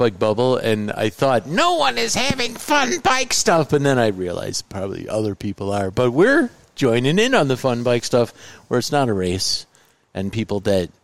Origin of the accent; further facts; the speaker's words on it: Indiana, United States; I'm from Indiana